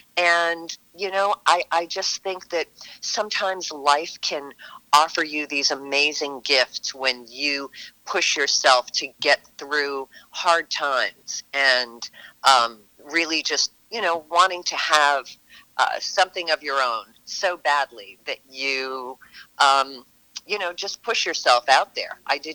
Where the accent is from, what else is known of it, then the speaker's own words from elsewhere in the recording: New York, United States; born there; But I was born in New York. I had a very sort of sketchy childhood, being shuffled around between parents and family members